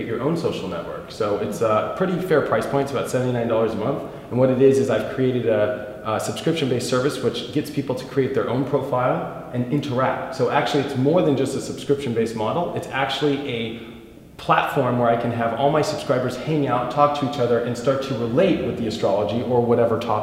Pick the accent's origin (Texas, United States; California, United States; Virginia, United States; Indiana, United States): California, United States; Los Angeles; I'm from Hollywood, California